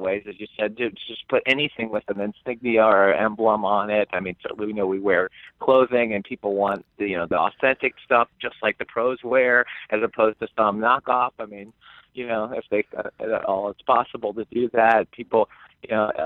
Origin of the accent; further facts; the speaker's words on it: Cincinnati, Ohio, United States; now in Indiana, United States; I grew up in Cincinnati